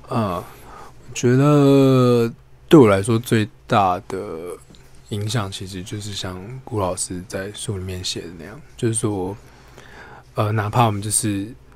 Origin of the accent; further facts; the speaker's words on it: Taipei, Taiwan; 我本身是台北的，呃，孩子